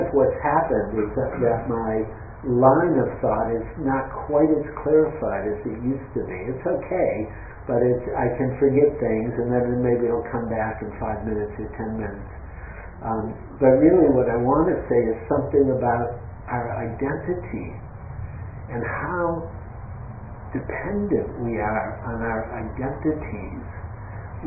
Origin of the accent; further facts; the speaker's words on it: Detroit, Michigan, United States; now in San Francisco, United States; I grew up in Detroit